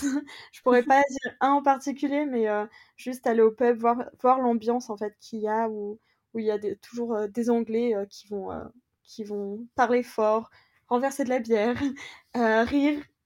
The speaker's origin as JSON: {"language": "French", "country": "France", "moved": "as an adult", "lives_now": "London, United Kingdom", "said": "si on est des Français en France"}